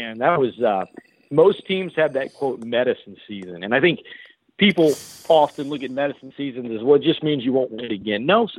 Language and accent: English; Lafayette, Louisiana, United States; also born or lived in New Orleans; It's in Lafayette. I'm from here. I moved back here from New Orleans years back